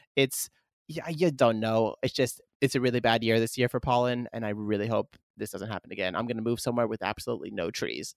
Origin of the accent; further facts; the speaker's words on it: Northeast US East Coast, United States; moved away as an adult; also born or lived in Germany; now in Japan; growing up in the East Coast in the Northeast